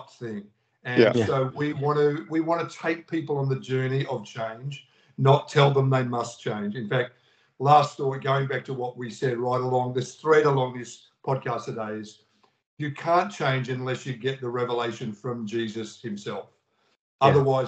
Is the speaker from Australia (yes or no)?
yes; Australia; in Australia, we were the lockdown nation